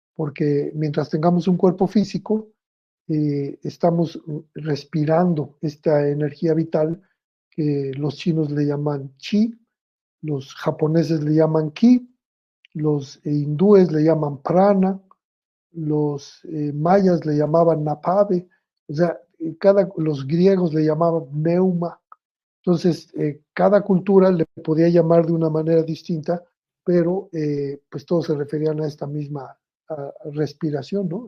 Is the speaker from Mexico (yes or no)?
yes; Mexico; me tocó ser el primer mexicano en hablar de sexualidad en el radio